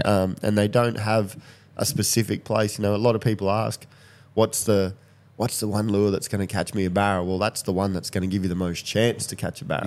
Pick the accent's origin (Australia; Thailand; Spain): Australia; Katherine, Northern Territory; when I grew up in Catherine, we had street parties and stuff